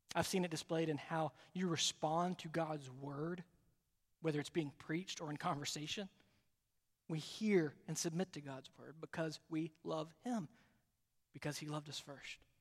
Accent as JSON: {"language": "English", "region": "Alabama", "country": "United States", "moved": "yes", "lives_now": "South Carolina, United States", "said": "I'm from Alabama originally"}